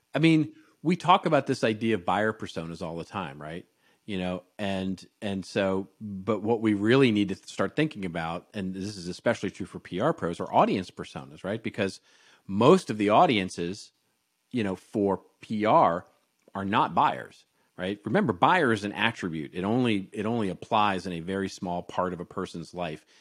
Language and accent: English; Los Angeles, California, United States; this is my hometown, Los Angeles